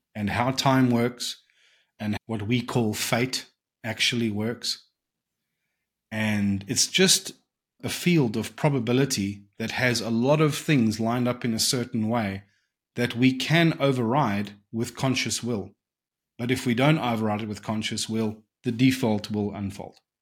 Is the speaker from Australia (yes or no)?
no; South Africa; growing up in South Africa